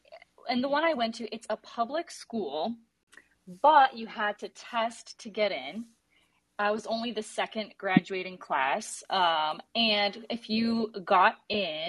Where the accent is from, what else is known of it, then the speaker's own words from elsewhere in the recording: Detroit, Michigan, United States; I'm a Detroiter. I grew up here in the Metro Detroit area of Michigan.